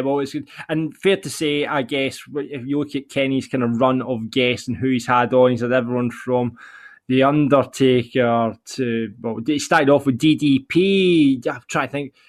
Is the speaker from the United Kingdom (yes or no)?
yes; Larbert, Scotland, United Kingdom; I am from Larbert